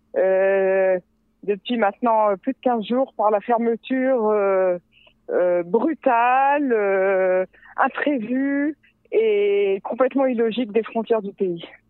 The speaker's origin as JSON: {"language": "French", "country": "France", "moved": "yes", "lives_now": "Israel", "said": "je viens de France"}